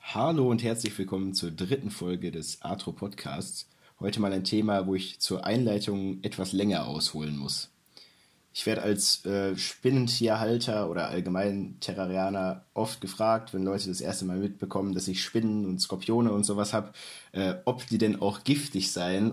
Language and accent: German; North Rhine-Westphalia, Germany; ich komme aus NRW